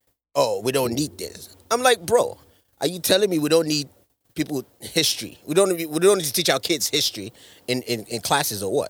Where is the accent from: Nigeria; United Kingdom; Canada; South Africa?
Nigeria; now in United States; I'm Nigerian